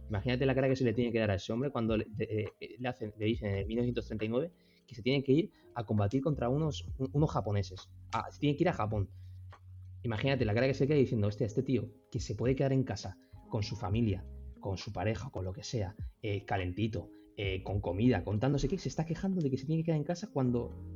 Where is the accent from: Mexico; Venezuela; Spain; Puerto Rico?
Spain; Castellón de la Plana, Valencian Community; nací en Castellón